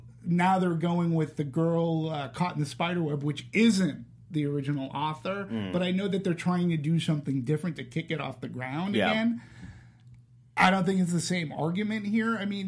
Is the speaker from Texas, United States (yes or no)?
no; Boston, Massachusetts, United States; moved away; And I was from Boston.